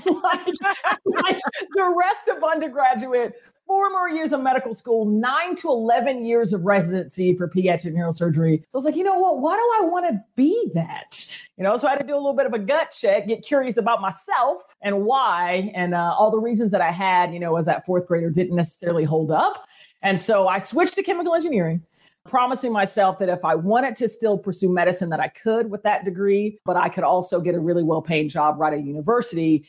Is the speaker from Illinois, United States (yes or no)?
no; Powder Springs, Georgia, United States; I am from Powder Springs, Georgia, originally, which is about 25 minutes northwest of the city.